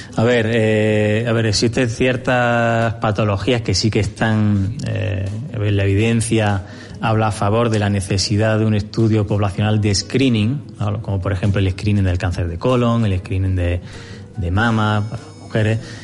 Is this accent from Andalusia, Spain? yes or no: yes; Granada, Andalusia, Spain; now in Jávea, Spain; yo soy oriundo de Granada